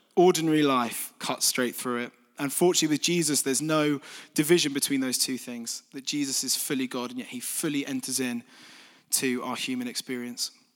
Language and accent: English; Folkestone, South East England, United Kingdom; moved away as an adult; also born or lived in London; now in East Midlands, United Kingdom; I'm from Kent originally